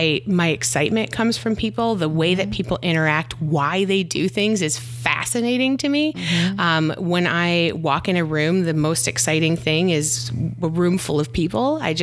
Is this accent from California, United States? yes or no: no; Michigan, United States; also born or lived in Virginia Beach / San Diego; now in Austin, United States; So I am originally from Michigan and I feel like I've moved all over. I've lived in Virginia Beach, San Diego, always lived by water. Recently I've moved to Austin.